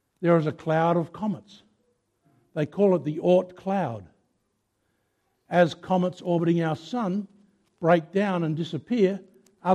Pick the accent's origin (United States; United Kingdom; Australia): Australia; Mount Gambier, South Australia; I come from Mount Gambier. I was born and raised in Mount Gambier.